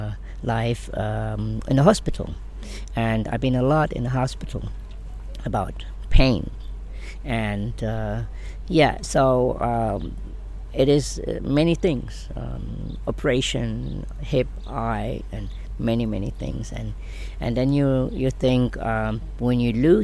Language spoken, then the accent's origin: English; Germany; moved away as an adult; now in Ibiza, Spain; I'm from Germany. So I born there.